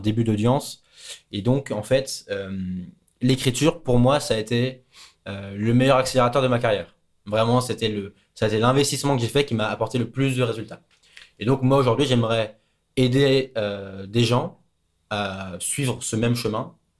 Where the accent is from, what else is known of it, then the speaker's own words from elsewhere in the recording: France; moved away; c'est là où est ma famille, c'est là où sont mes amis, c'est là où j'ai grandi.